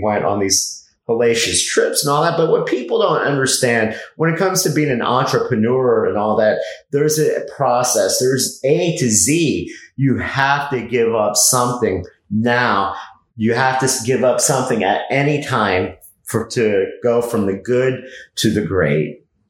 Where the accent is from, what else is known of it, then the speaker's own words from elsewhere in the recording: Miami, Florida, United States; I was born in Miami.